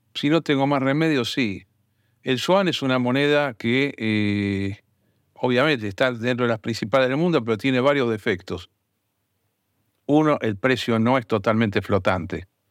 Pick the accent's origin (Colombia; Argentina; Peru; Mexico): Argentina; Yo no me voy a meter como argentino